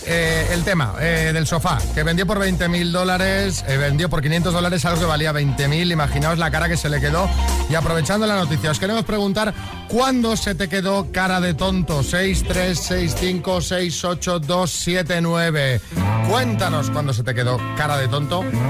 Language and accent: Spanish; Mataró, Catalonia, Spain; yo soy de Mataró, Barcelona